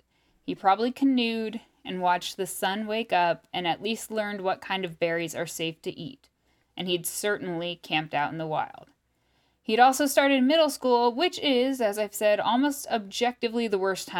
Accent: Topeka, Kansas, United States; Especially growing up in Topeka.

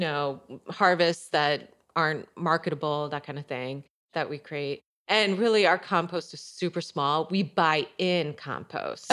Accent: Michigan, United States; also born or lived in Chicago; now in Elsah, United States; I grew up in Michigan. I grew up on a small kind of, well, actually mid-sized conventional corn and soybean farm

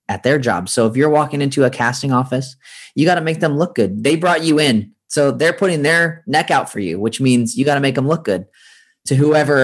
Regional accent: San Francisco, California, United States; moved away as an adult; now in Los Angeles, United States; I grew up in Northern California. So in San Francisco

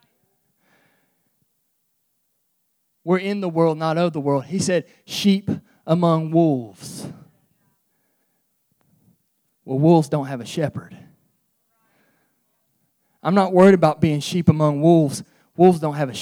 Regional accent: United States; I'm an American citizen

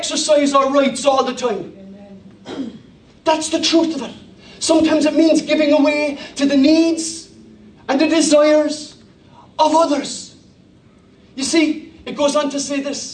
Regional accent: Ireland; I speak as an Irish person

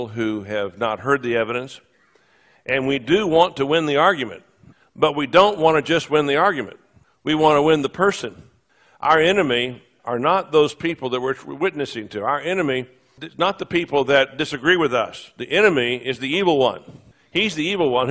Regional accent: Texas, United States; now in Charlotte, United States; I am a sixth-generation Texan

